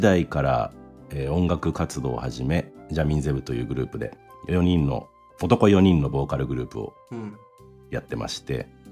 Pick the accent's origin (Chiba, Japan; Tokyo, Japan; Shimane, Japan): Chiba, Japan; also born or lived in United States; 生まれは、えー、千葉県ですね。